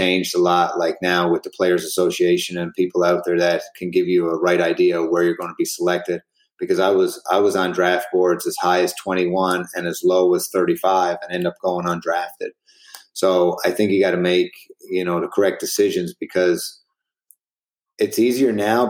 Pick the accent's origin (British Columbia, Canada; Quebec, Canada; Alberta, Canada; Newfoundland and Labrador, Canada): Newfoundland and Labrador, Canada; St. John's; moved away as an adult; Then I came back to St. John's, and I finished out my career in Canada